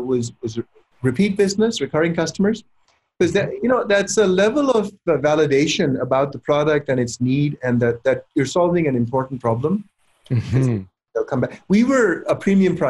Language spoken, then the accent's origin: English; Pakistan; also born or lived in Silicon Valley, California; now in United States; I was born and raised in Pakistan